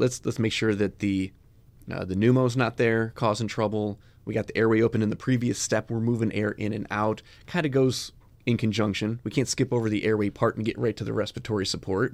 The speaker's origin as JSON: {"language": "English", "town": "Chicago", "region": "Illinois", "country": "United States", "tie": "born or raised there", "said": "I grew up in Chicago."}